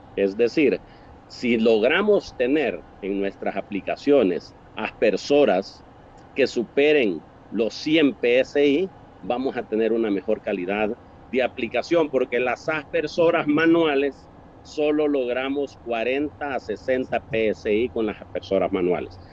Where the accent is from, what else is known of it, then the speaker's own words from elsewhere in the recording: El Salvador; mi país, El Salvador